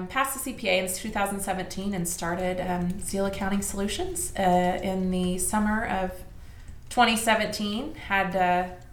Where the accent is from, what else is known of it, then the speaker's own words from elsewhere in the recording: Newcastle, Oklahoma, United States; I grew up in Newcastle, Oklahoma, which is where I live now